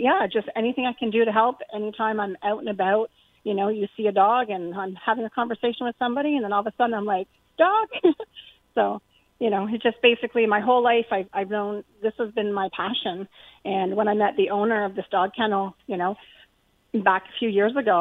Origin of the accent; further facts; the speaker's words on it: Burlington, Ontario, Canada; moved away as an adult; also born or lived in Welland, Ontario; now in Stevensville, Canada; I'm from the Burlington area. I've been in Burlington for over 40 years.